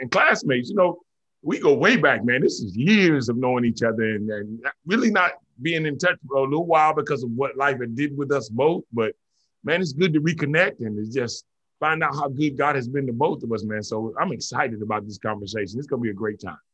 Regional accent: Kinston, North Carolina, United States; moved away as an adult; also born or lived in Oahu, Hawaii; now in Killeen, United States; I moved from Kinston, North Carolina to Killeen, Texas

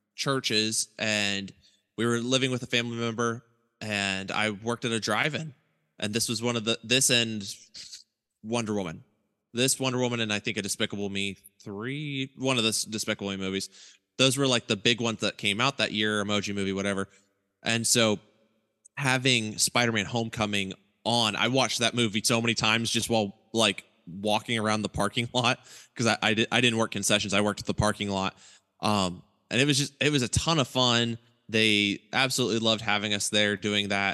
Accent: Eaton, Ohio, United States; my hometown was Eaton, Ohio

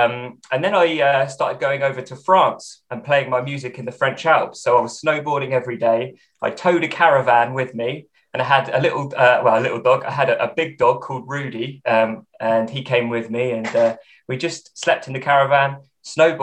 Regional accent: England, United Kingdom; I'm English. That's my ethnicity. And this is England

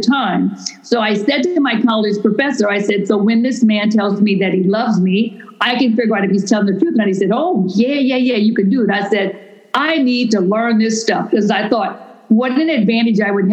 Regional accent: Louisiana, United States; now in Houston, United States; I'm from Louisiana, so I'm a raging Cajun kind of crazy wild woman.

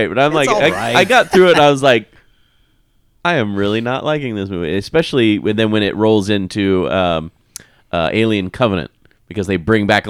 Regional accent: Kansas, United States; growing up in Kansas

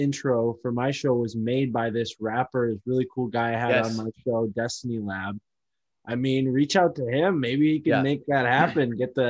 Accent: Connecticut, United States; I'm from Connecticut. I grew up there, spent my whole life there.

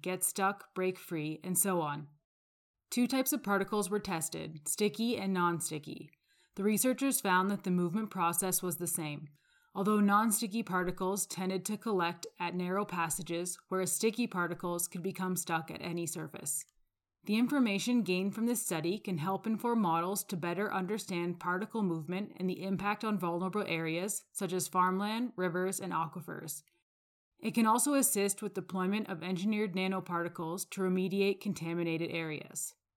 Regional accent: Calgary, Alberta, Canada; I'm from Calgary, Alberta.

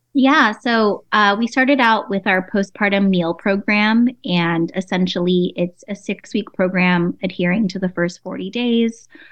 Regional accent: San Diego, California, United States; I'm Filipino and Chinese. I grew up in San Diego

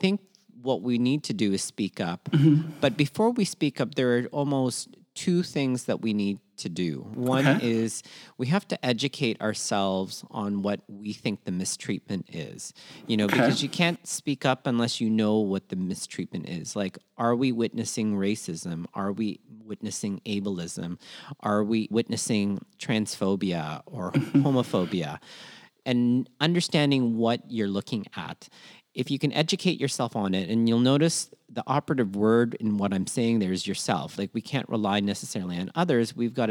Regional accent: Philippines; what I'm very proud of in terms of being Filipino is we're disaster proof and we usually like to help people.

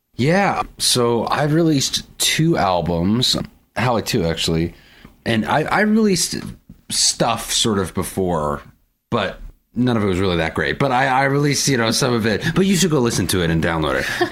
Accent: Portsmouth, New Hampshire, United States; moved away as an adult; also born or lived in Boston, United States; now in Nashville, United States; born and raised in Portsmouth, New Hampshire.

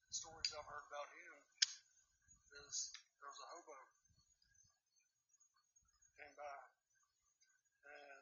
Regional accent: Kingsport, Tennessee, United States; my hometown, Kingsport

